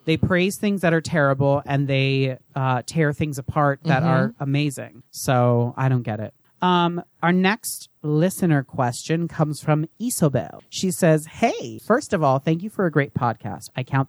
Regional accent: Sweden; English is a second language; I'm from Sweden, a very liberal and LGBTQ-friendly country, and we have a very small drag scene. My town has none.

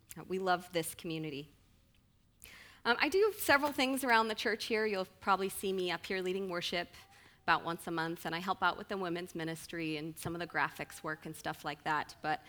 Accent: Snohomish, Washington, United States; I was actually born in the Pacific Northwest area. I grew up around the Snohomish area, and actually my siblings and my parents still live there

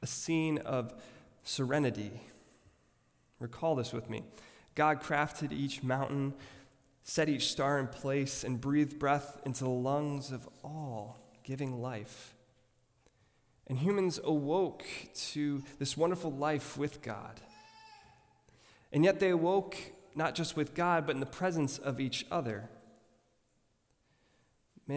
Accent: Rochester Hills, Michigan, United States; I grew up in Rochester Hills, Michigan, an upper-class suburb

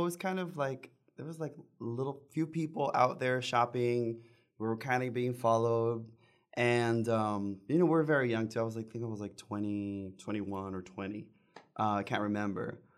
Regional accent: the Rio Grande Valley, Texas, United States; growing up in the Valley, you hear all these things of, um, you know, the drug wars and everything

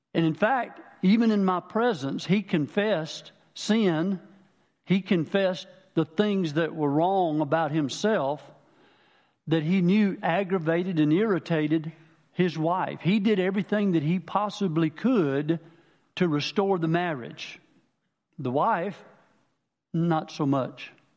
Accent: Manning, South Carolina, United States; I'm from Manning originally, down the lower part of the state.

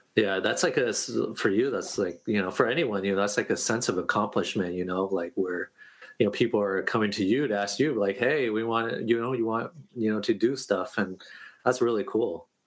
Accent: Oregon, United States; now in New York, United States; moved oh, yeah. to New York, my my viewpoint was different uh, coming from Oregon

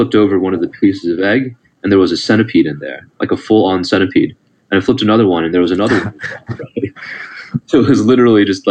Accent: Southern California, United States; I was born and raised in the States in Southern California. And my family is ethnically Taiwanese

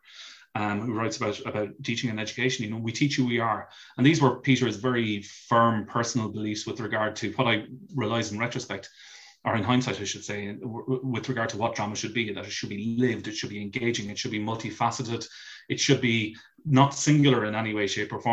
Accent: Ireland; as an Irish person

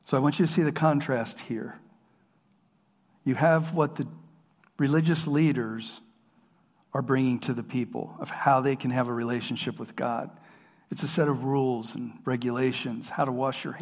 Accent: Harrisburg, Pennsylvania, United States; I grew up around here in Harrisburg

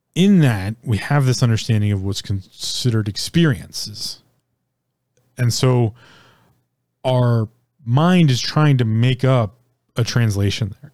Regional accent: United States; as an American, born and raised in America

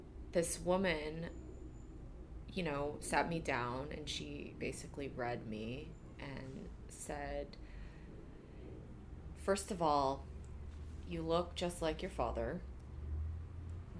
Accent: Central California, United States; also born or lived in South Korea; I grew up in Central California

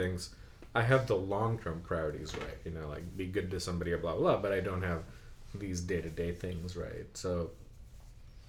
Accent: Bangladesh; moved away; I remember that when growing up in Bangladesh

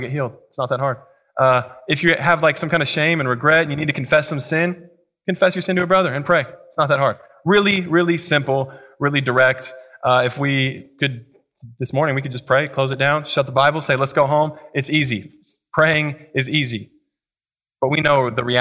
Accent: Colorado, United States; now in Columbia, United States; I'm from Colorado, and we actually have four seasons

